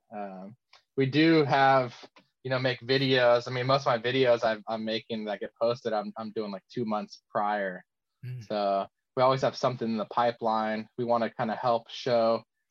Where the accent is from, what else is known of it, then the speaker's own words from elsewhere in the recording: California, United States; growing up in California